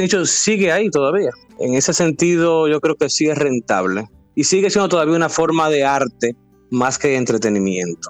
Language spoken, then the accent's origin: Spanish; Dominican Republic; como todo dominicano, está como en el, tapiz del background de toditos nosotros